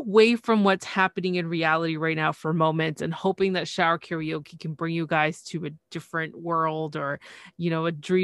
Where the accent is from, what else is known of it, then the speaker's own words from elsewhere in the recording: Canada; I'm from Canada